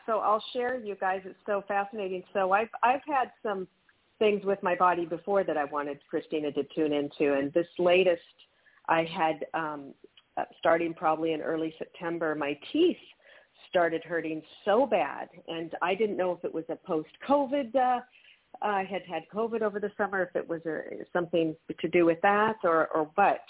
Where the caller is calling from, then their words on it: New Mexico, United States; I'm calling from New Mexico.